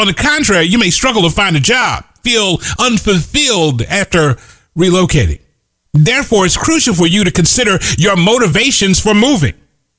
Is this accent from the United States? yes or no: yes; Midwest, United States; moved away as an adult; also born or lived in Kansas City; I grew up in the Midwest where it was cold.